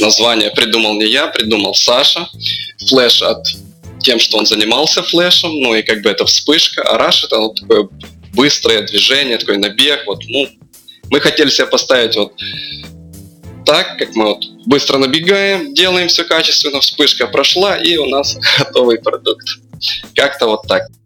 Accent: Lutsk, Volyn Oblast, Ukraine; мы из Луцка, это западная Украина

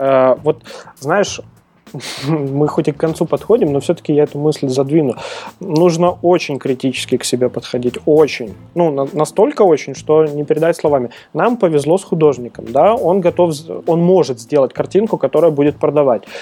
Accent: Belarus; я белорус

